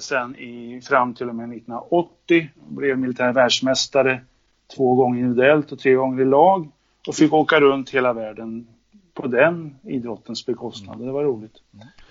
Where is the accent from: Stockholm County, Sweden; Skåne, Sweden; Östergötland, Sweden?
Östergötland, Sweden; Linköping; now in Haninge, Sweden; Född och uppvuxen i Linköping.